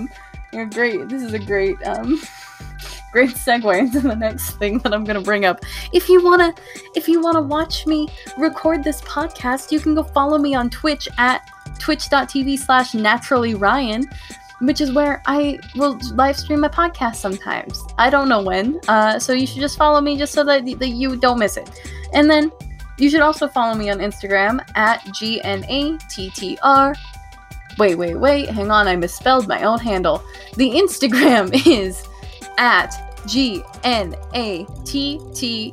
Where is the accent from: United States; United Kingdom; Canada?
United States; I'm an American